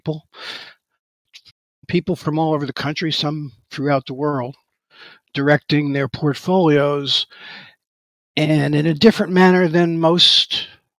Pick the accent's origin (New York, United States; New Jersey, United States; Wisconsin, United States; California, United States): New York, United States; New York City; moved away as an adult; I was born in Manhattan. I worked in Manhattan for the beginning stages of my career